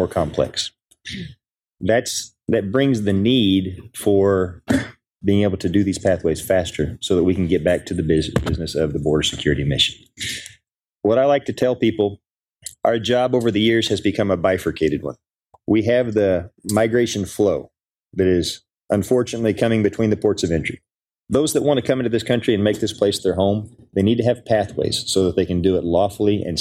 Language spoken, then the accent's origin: English; Oklahoma, United States; moved away; also born or lived in Del Rio, Texas; I'm from Oklahoma